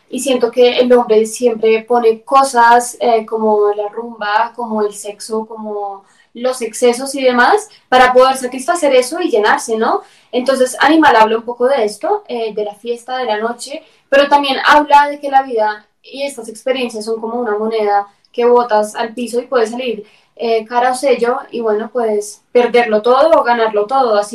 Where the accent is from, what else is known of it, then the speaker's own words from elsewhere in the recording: Bogotá, Bogotá Capital District, Colombia; porque yo soy más, rola que chapinero, mejor dicho, así que ella es la embolatada, yo bien rolita.